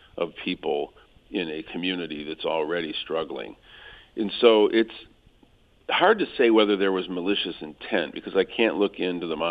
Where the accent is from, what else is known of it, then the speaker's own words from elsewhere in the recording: Flint, Michigan, United States; my hometown